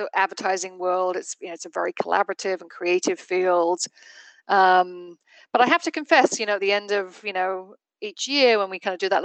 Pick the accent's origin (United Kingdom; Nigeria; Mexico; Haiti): United Kingdom; England; moved away as an adult; also born or lived in London / Barcelona, Spain; now in New Hampshire, United States; I did not grow up in the United States. I grew up in England